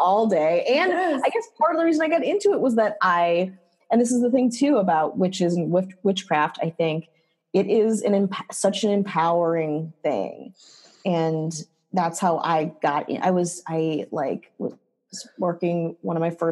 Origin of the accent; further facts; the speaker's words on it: rural Wisconsin, United States; I grew up in Wisconsin. Wisconsin, Jew in rural Wisconsin